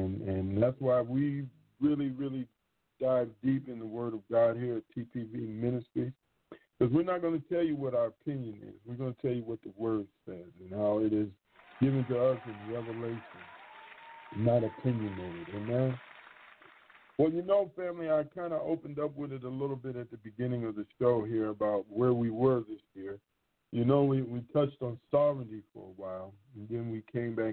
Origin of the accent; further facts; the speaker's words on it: Michigan, United States; I'm from Michigan